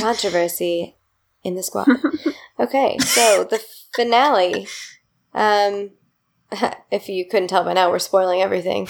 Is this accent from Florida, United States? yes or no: no; Indiana, United States; a Midwesterner and a person from Indiana specifically